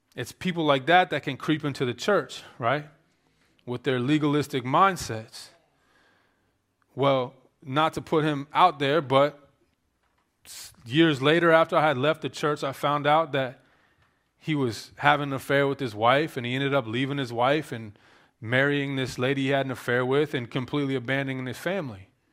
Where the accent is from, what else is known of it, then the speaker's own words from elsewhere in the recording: Maryland, United States; I grew up in Maryland, very liberal state